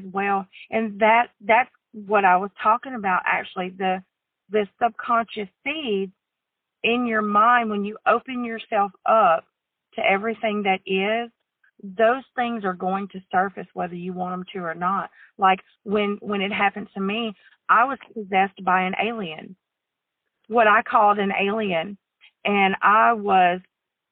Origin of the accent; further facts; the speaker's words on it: the South, United States; growing up in the South